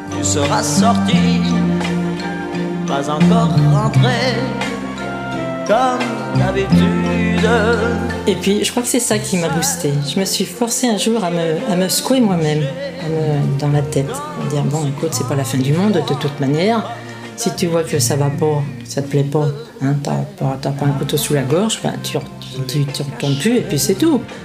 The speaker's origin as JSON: {"language": "French", "town": "Paris", "region": "Île-de-France", "country": "France", "said": "À euh, Paris, je suis pure parisienne"}